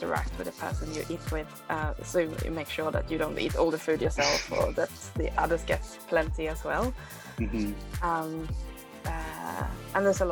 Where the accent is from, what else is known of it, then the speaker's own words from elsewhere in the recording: Sweden; also born or lived in South Korea; now in New Zealand; I am based in New Zealand at the moment, but I am originally from Korea, and then I was adopted as a child to Sweden